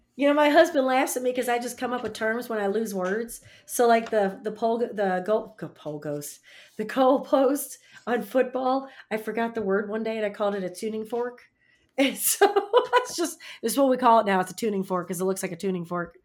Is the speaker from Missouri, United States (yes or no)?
yes; St. Louis, Missouri, United States; moved away; also born or lived in Indiana; I live in a small town now, but I'm from Saint Louis